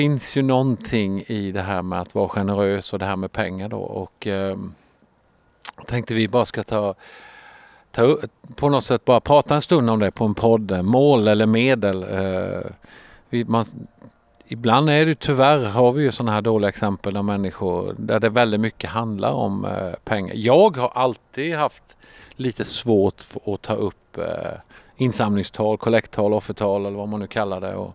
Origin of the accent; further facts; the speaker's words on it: Sweden; jag är smålänning.